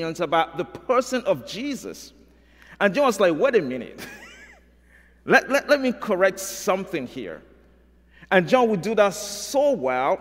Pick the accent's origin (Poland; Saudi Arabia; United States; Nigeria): Nigeria; moved away; I'm from Nigeria